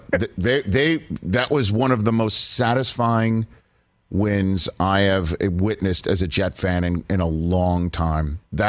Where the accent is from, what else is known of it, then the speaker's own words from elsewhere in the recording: New York City, New York, United States; now in Los Angeles, United States; Yeah. I'm from New York. You know, I'm from New York City.